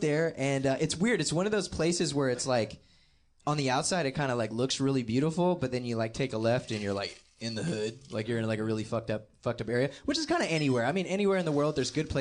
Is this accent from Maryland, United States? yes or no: yes; Gaithersburg, Maryland, United States; I'm from Gaithersburg, Maryland, in Montgomery County. And I was born at Shady Grove Hospital at 7:36 a.m.